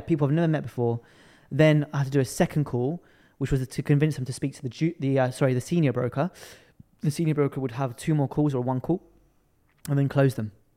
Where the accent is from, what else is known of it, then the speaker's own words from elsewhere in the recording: London, United Kingdom; I was born and raised in London.